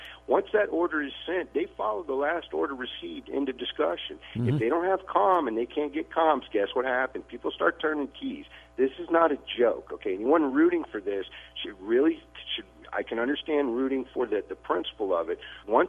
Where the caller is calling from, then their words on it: Tennessee, United States; Hey, good morning, gentlemen. This is … in East Tennessee.